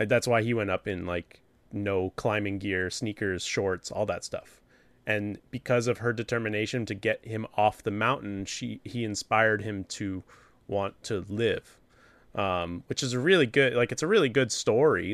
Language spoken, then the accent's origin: English; New Hampshire, United States; it takes place in my home state